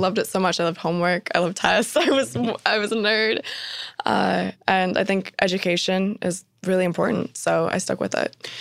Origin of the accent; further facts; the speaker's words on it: Spokane, Washington, United States; I was born and raised in Spokane, Washington, which is a smaller city on the border of Washington and Idaho State